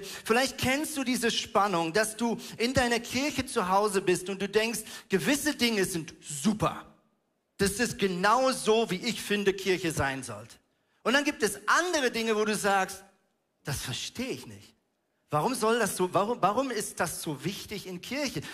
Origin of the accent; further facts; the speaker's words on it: Switzerland; now in Hamburg, Germany; ich bin ja Schweizer